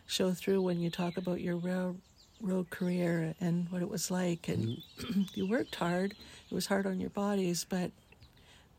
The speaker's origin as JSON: {"language": "English", "country": "Canada"}